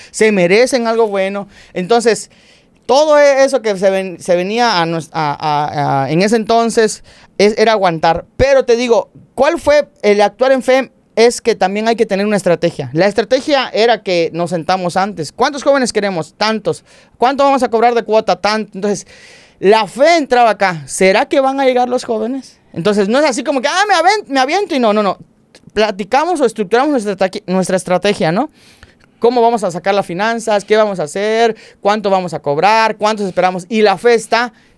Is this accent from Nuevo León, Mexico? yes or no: no; Cumpich, Campeche, Mexico; moved away; venimos de Cumpich